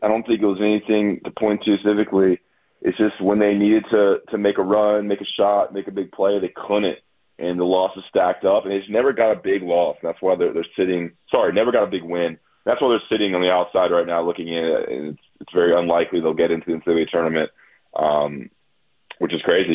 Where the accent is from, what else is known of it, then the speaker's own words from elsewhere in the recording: Greensboro, North Carolina, United States; Greensboro's my hometown where they hold the tournament